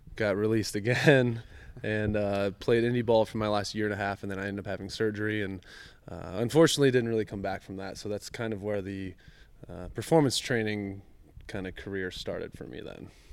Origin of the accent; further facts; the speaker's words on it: Bowling Green, Ohio, United States; I grew up in Bowling Green, Ohio.